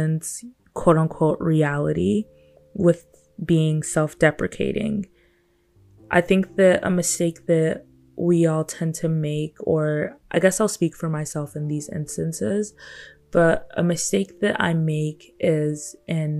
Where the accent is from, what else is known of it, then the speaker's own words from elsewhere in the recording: Nigeria; I'm a Black young woman that was born and raised in Nigeria by great parents